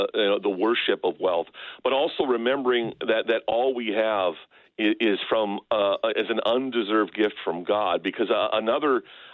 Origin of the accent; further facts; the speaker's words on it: United States; As American Christians